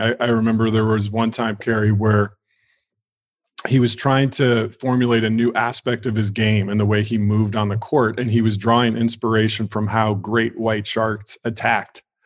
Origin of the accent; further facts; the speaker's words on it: Illinois, United States; now in Los Angeles, United States; I was raised in Illinois, um, just in a small town